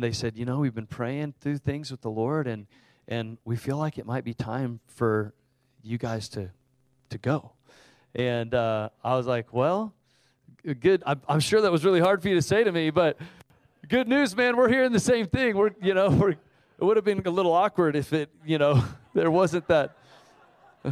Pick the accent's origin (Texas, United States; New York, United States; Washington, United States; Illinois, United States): Texas, United States; Houston; now in Austin, United States; I grew up in Houston